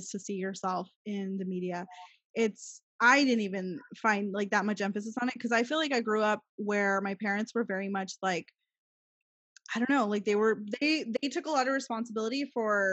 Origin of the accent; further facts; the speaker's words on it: Gilbert, Arizona, United States; now in El Paso, United States; I moved back here, to El Paso, growing up in Gilbert, Arizona, again, predominantly white Mormon